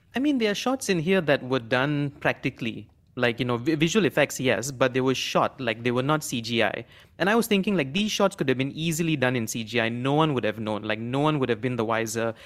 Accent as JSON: {"language": "English", "country": "Malaysia", "said": "as Malaysian"}